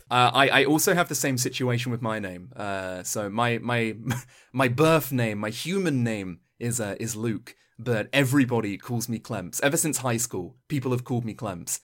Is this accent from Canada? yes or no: no; Suffolk, East of England, United Kingdom; I am from Suffolk.